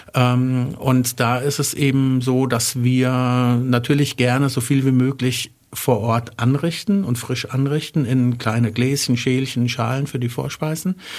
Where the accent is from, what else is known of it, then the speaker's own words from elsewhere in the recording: Wertheim, Baden-Württemberg, Germany; ich komme aus Wertheim, habe da mein Abi gemacht, war da auf der Schule